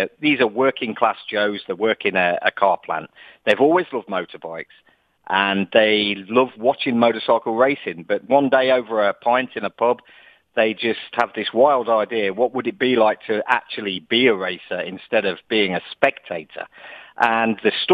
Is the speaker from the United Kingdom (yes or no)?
yes; Leicester, East Midlands, United Kingdom; accent: English; now in Dubai, United Arab Emirates; I'm an English guy. I was born in the Midlands of England in a town called Leicester